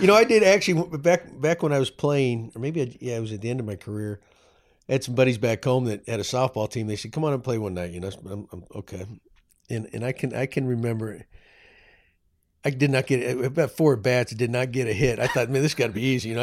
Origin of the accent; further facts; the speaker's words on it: Texas, United States; I am a proud Texan, although New England blood runs through my veins